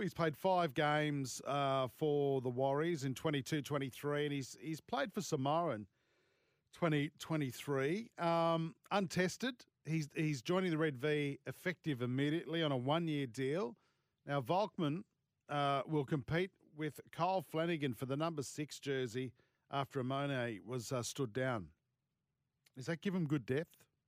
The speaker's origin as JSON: {"language": "English", "town": "Sydney", "region": "New South Wales", "country": "Australia", "tie": "born or raised there", "said": "Sydney's my hometown."}